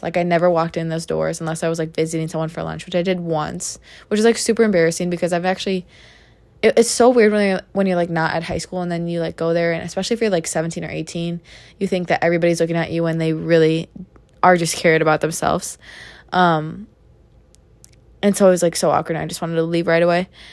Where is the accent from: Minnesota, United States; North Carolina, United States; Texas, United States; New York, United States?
Minnesota, United States; in my home state of the great state of Minnesota